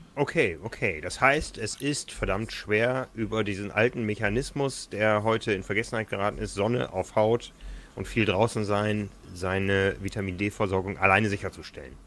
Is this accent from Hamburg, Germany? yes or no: yes; Hamburg, Germany; als Hamburger